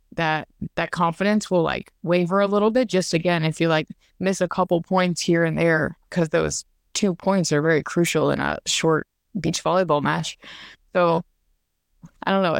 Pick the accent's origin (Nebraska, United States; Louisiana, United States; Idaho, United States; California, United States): Louisiana, United States; I'm from Louisiana, and I actually still trade in everything in Louisiana, which that kind of means a lot to me 'cause I get to still be at home